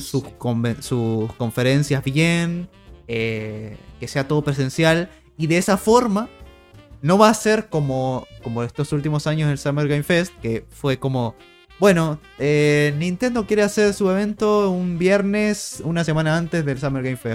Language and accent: Spanish; Argentina; somos argentinos